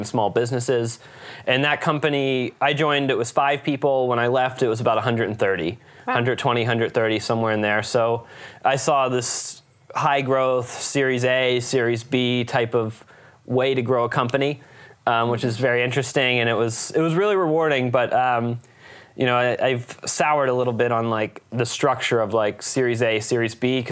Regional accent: Lewistown, Pennsylvania, United States; moved away as an adult; now in San Francisco, United States; I grew up in Lewistown, Pennsylvania

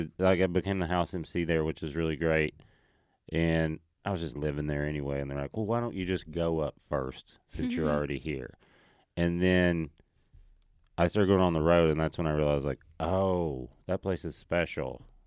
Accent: Tennessee, United States; born or raised there

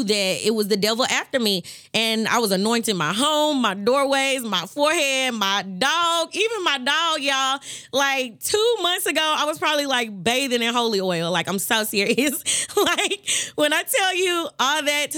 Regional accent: Memphis, Tennessee, United States; born and raised in Memphis, Tennessee.

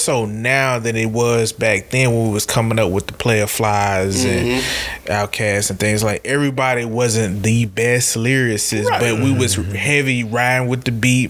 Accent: Memphis, Tennessee, United States; I'm from Memphis, so that's where I grew up on.

